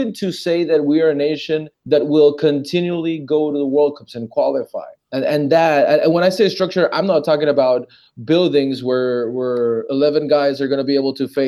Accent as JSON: {"language": "English", "country": "Panama", "said": "I'm from Panama."}